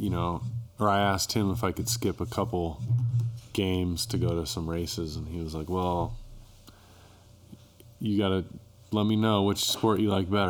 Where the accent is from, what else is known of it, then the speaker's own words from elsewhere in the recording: Bend, Oregon, United States; moved away as an adult; now in Durango, United States; I'm from Bend, Oregon.